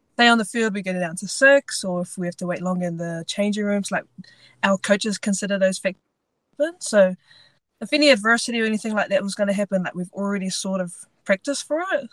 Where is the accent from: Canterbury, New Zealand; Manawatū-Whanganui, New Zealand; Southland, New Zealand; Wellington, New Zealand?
Southland, New Zealand; Invercargill; I am from Invercargill, so the very bottom of New Zealand, down south.